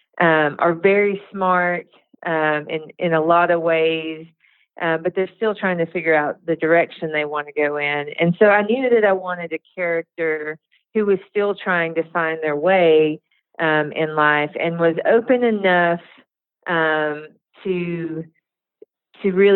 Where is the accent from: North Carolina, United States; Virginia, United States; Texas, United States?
North Carolina, United States; Cherokee; I was born just outside of the Qualla boundary, what is known as Cherokee, North Carolina